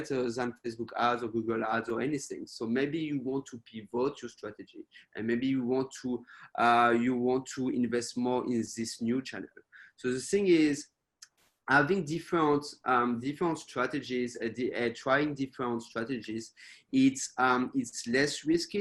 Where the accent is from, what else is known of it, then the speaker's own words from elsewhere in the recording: France; also born or lived in United States / United Kingdom / Spain / Australia; now in Taiwan; even if I'm based in Taiwan, I'm not from Taiwan originally, I'm from France.